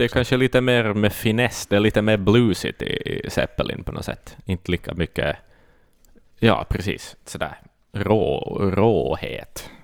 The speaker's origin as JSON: {"language": "Swedish", "country": "Finland", "said": "vi är finnar, vi är inte britter"}